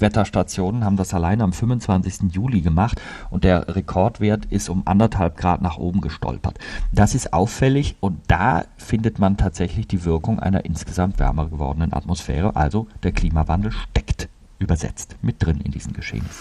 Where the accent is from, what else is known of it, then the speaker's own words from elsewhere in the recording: Germany; bei uns in Deutschland